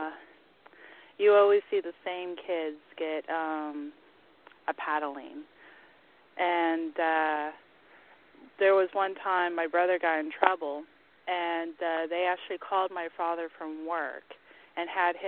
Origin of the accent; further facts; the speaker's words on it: the South, United States; I am from the South